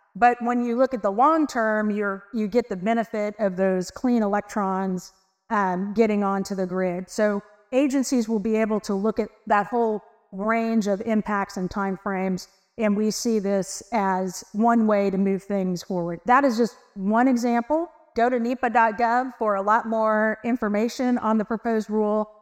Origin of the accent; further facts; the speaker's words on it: Texas, United States; I am from Texas